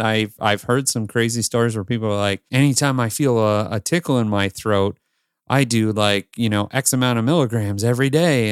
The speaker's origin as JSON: {"language": "English", "region": "Northern Ontario", "country": "Canada", "tie": "born or raised there", "also_born_or_lived": "Toronto area, Canada / Los Angeles, United States / New York, United States", "moved": "as an adult", "lives_now": "Greater Toronto Area, Canada", "said": "I grew up with you in Northern Ontario, and then I decided I'm moving to the Toronto area"}